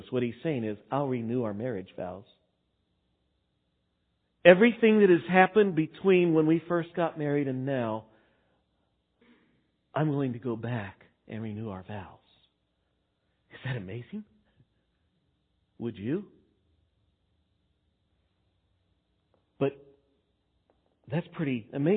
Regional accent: Texas, United States; moved away; I grew up in Texas and there it was Baal worship.

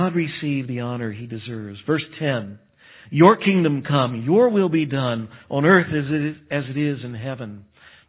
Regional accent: United States; I'm American

